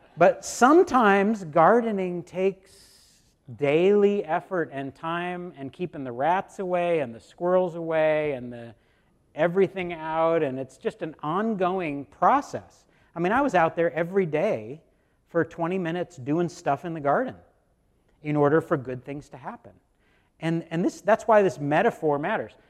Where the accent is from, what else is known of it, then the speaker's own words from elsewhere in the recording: United States; American Christians